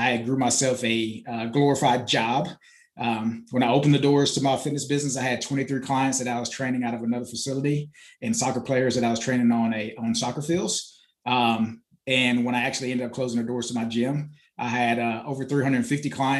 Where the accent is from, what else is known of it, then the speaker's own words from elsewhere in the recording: Florida, United States; moved away as an adult; also born or lived in Bahamas; now in Greenville, United States; I was born in the Bahamas, raised in Florida